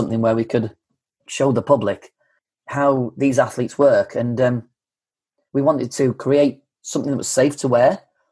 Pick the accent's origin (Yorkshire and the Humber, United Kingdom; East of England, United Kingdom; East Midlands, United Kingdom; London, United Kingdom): Yorkshire and the Humber, United Kingdom; growing up in North Yorkshire, you don't go to film school.